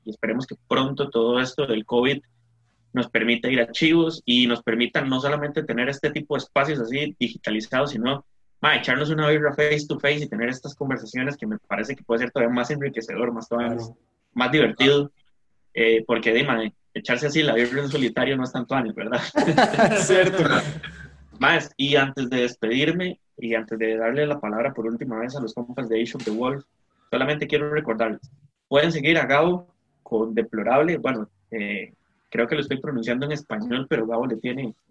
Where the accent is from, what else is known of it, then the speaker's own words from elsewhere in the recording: Costa Rica; como costarricenses